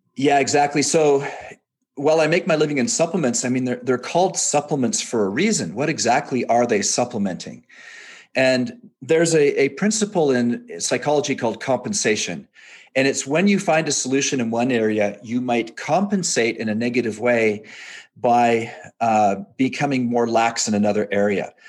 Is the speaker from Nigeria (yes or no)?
no; Canada; moved away as an adult; also born or lived in England; now in Provo, United States; I was born in England, raised in Canada, moved to Utah after I was married